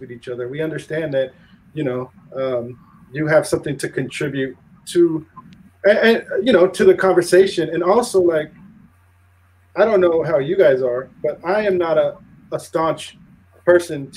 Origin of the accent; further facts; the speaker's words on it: United States; I'm native from America, and I speak from USA, and I speak English